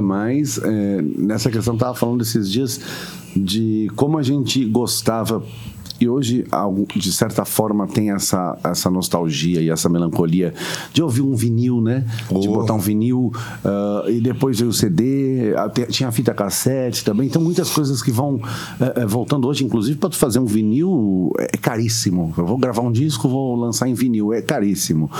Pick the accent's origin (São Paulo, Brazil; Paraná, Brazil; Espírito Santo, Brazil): São Paulo, Brazil; Santos; de Santos, de Santos, minha cidade, minha terra também